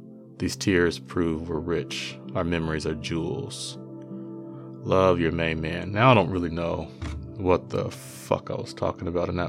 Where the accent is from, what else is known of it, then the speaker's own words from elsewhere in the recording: Portland, Oregon, United States; so I grew up on Deacom Street, Northeast Portland